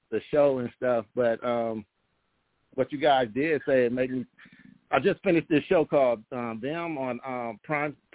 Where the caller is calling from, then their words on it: Oakland, California, United States; From oh, um, um, Oakland, California.